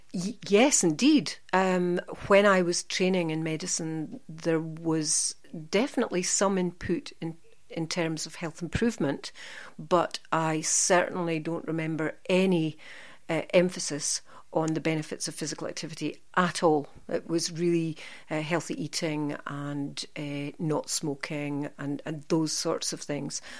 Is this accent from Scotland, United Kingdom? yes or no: yes; Aberdeen, Scotland, United Kingdom; moved away as an adult; now in central Scotland, United Kingdom; I'm from the Aberdeen area and I studied in Aberdeen, and then moved to central Scotland thirty-six years ago, and never left